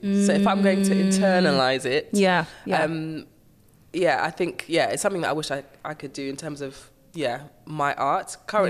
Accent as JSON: {"language": "English", "region": "London", "country": "United Kingdom", "tie": "born or raised there", "also_born_or_lived": "Zimbabwe", "said": "Moved around a little bit within, but yeah, basically been in London for the most part."}